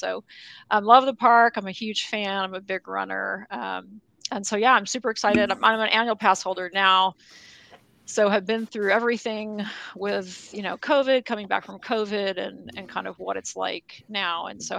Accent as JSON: {"language": "English", "town": "Anaheim", "region": "California", "country": "United States", "tie": "born or raised there", "said": "I grew up in Anaheim, California, like a mile from the park"}